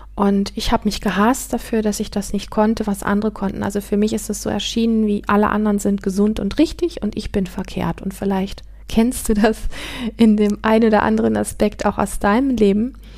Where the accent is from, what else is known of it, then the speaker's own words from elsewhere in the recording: Northern Germany, Germany; moved away as an adult; meinen Heimatort verlassen. Ich bin mit 19 von, ähm, vom nördlichen Teil Deutschlands in den südlichen Teil gezogen